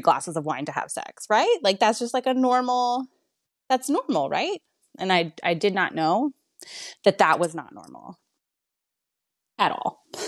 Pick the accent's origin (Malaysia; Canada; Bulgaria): Canada; now in Texas, United States; I'm from Canada